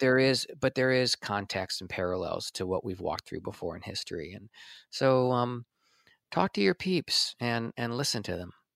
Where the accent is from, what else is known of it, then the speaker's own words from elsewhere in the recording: Washington, District of Columbia, United States; stayed in D C, and that's where I was born, in D C